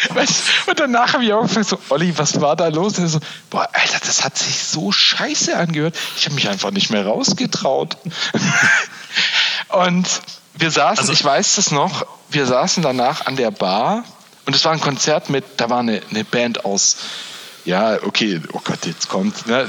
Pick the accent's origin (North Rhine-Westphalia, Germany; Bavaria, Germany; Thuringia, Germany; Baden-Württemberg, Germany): Baden-Württemberg, Germany; Bei uns in Baden-Württemberg